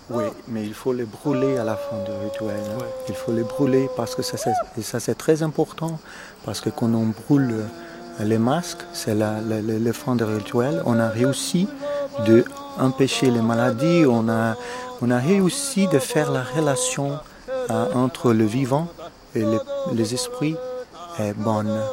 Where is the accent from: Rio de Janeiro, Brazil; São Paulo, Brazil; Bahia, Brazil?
São Paulo, Brazil; French is a second language; moved away as an adult; also born or lived in England / United States; je suis né au Brésil d'une famille italienne, mais je suis brésilien. Dans quel état L'état de São Paulo, à la ville de São Paulo la plus grande ville au Brésil